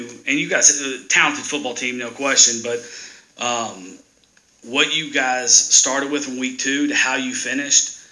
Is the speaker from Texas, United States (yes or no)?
yes; Texas, United States; moved away; I grew up in Texas